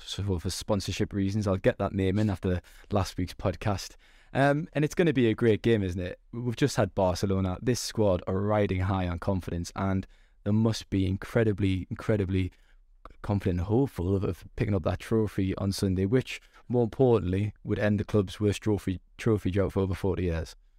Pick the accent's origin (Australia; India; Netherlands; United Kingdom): United Kingdom; Newcastle upon Tyne, North East England; I am actually from Newcastle. You can probably tell by my accent